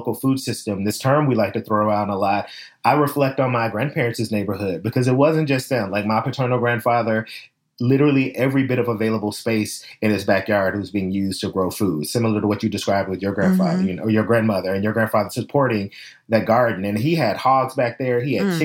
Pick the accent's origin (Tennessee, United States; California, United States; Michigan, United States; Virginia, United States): Tennessee, United States; Memphis; I'm from the South. I grew up in Memphis, Tennessee